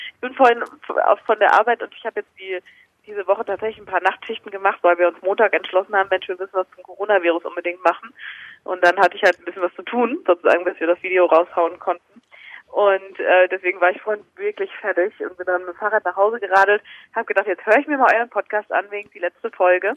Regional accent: Mainz region, Rhineland-Palatinate, Germany; moved away as an adult; now in Munich, Germany; Also ich bin noch nicht so wahnsinnig lange in München, erst seit drei Jahren. Ich komme eigentlich aus der Mainzer Region

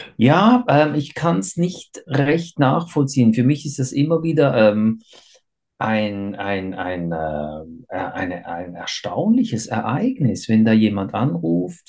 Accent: Switzerland; ich bin ja äh, in der Schweiz geboren und aufgewachsen

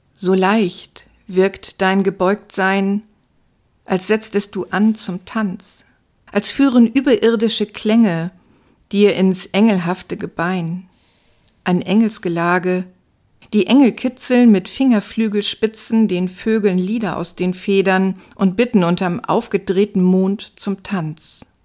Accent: Stade, Lower Saxony, Germany; now in Hamburg, Germany; Ich bin in Hamburg geboren, in Stade aufgewachsen und seit 1999 wieder in Hamburg.

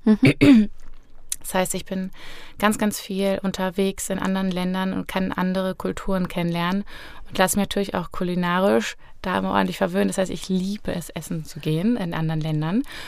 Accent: Fulda, Hesse, Germany; also born or lived in Berlin; ich bin auch aus Fulda, äh, 29 Jahre

